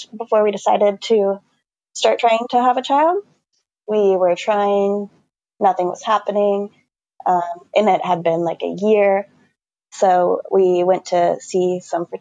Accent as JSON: {"language": "English", "town": "Portland", "region": "Oregon", "country": "United States", "tie": "born or raised there", "said": "I was born and raised in Portland, Oregon, which I hear is pretty rare"}